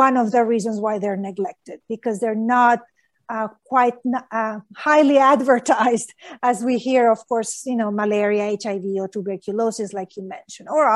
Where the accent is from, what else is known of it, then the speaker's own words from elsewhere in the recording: Honduras; moved away; I grew up in Honduras